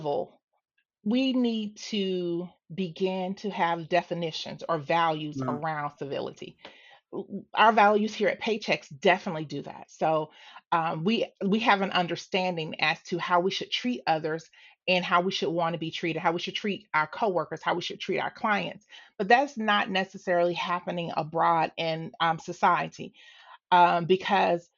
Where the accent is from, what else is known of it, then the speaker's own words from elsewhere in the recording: Atlanta, Georgia, United States; I'm from Atlanta. I grew up in Southeast Atlanta.